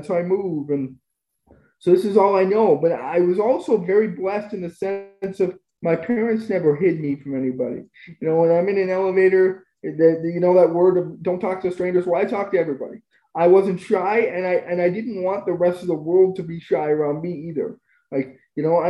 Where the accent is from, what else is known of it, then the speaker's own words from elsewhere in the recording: Spruce Grove, Alberta, Canada; also born or lived in Edmonton; I grew up in Spruce Grove, moved back to Edmonton for college